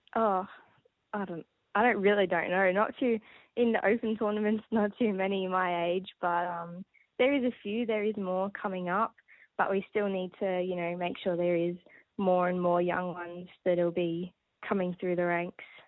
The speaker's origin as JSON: {"language": "English", "town": "Maryborough", "region": "Victoria", "country": "Australia", "tie": "born or raised there", "said": "my small hometown in Maryborough, Victoria."}